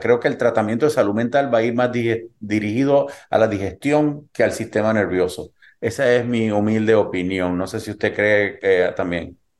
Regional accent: Puerto Rico; also born or lived in Cuba; now in United States; yo nací en Cuba, me crié en Puerto Rico

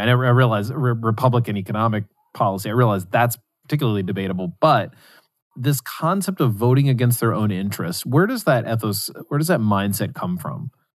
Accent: West Virginia, United States; where I grew up in West Virginia

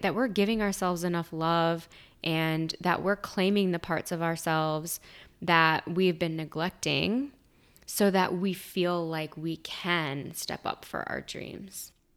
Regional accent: Virginia, United States; I am from Virginia

